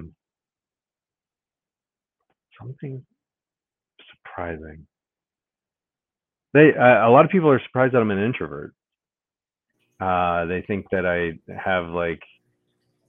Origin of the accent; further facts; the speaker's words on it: Ohio, United States; now in Washington, D.C., United States; I grew up in Ohio, lived in South Carolina for a couple summers, lived in Florida for a little bit